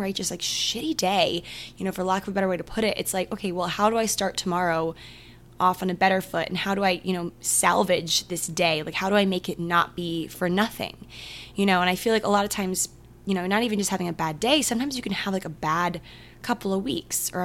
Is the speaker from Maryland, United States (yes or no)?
yes; Maryland, United States; I'm from Maryland